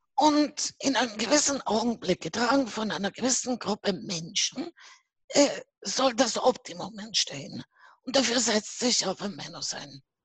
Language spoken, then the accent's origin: German; Buenos Aires, Argentina; now in Vienna, Austria; Ich bin aus Buenos Aires, Argentinien, ne? hm? Auslandsösterreicherin hm? und ich lebe in Wien